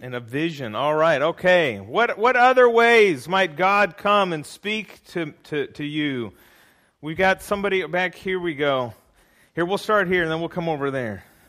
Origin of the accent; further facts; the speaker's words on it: California, United States; I'm from California